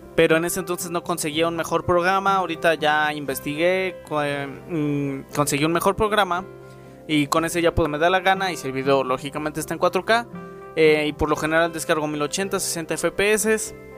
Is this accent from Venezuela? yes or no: no; Mexico; aquí en mi país y al menos en mi escuela